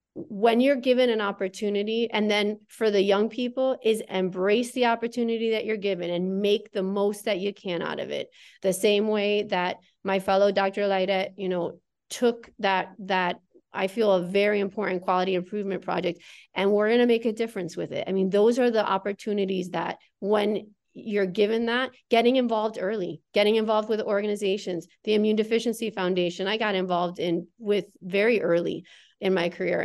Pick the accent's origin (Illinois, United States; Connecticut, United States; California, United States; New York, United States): Connecticut, United States; I grew up in the Northeast, in Connecticut